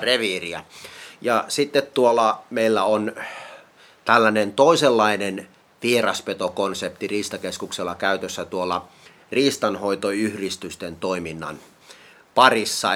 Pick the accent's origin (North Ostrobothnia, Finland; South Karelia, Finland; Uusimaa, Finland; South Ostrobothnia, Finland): South Ostrobothnia, Finland; Kuortane; Mä oon itse kotoisin tuolta Kuortaneelta Etelä-Pohjanmaalta